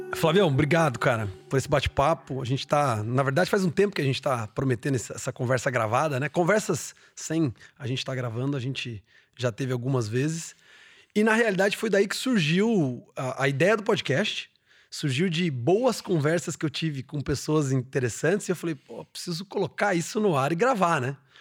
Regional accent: Londrina, Paraná, Brazil; eu fui um cara que saí de Londrina, né? Fui fazer faculdade fora, fui me desenvolver e, por alguma razão, eu voltei

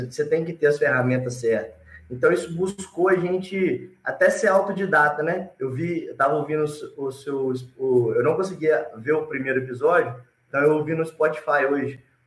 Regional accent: Alegre, Espírito Santo, Brazil; also born or lived in Vitória; Eu sou natural de Alegre, do Alegre, do interior do Espírito Santo.

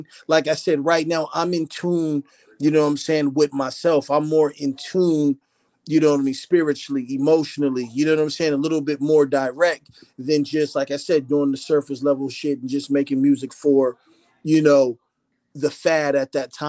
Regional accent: Phoenix, Arizona, United States; also born or lived in Philadelphia, Pennsylvania; So I was born in Philly, and then I was raised in Phoenix, Arizona.

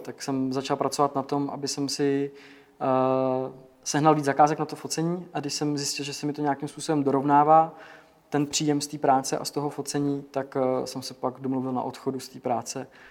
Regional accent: Děčín, Ústí nad Labem Region, Czechia; já jsem z Děčína, takže mám jakoby blízko Český Švýcarsko

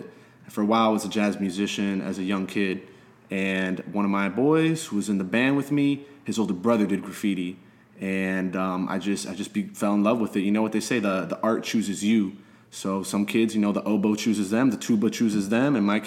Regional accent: Miami, Florida, United States; also born or lived in Philadelphia; I was born and raised here in Little Havana

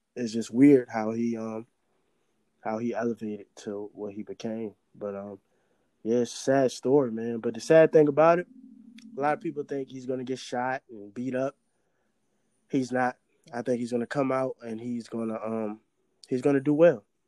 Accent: Richmond, Virginia, United States; I'm from Richmond

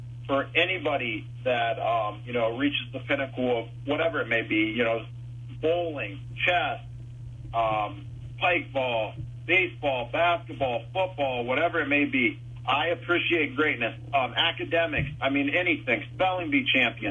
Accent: St. Clairsville, Mansfield, Ohio, United States; also born or lived in Wheeling, West Virginia / Bellaire, Ohio; I was born in Wheeling, West Virginia. Grew up in St. Clairsville, Bellsville area for a while, and then ultimately around Mansfield

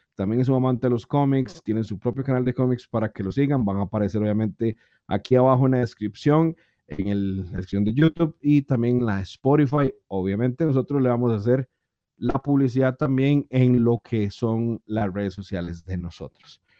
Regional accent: Costa Rica; nosotros en Costa Rica

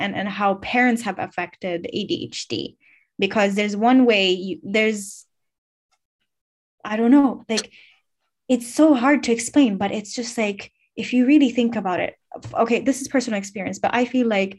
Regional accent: Finland; I'm born and raised in Finland, but I'm ethnically Bangladeshi or Bengali

